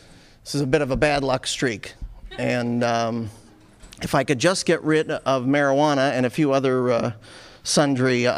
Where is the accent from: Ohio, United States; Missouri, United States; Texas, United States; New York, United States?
New York, United States; Buffalo; I was born in Buffalo